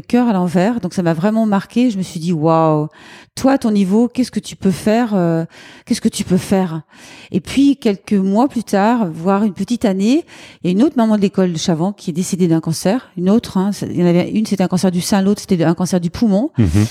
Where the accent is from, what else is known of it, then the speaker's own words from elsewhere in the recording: Lyon, Auvergne-Rhône-Alpes, France; on peut dire que je suis lyonnaise euh, depuis très longtemps. J'habite à Lyon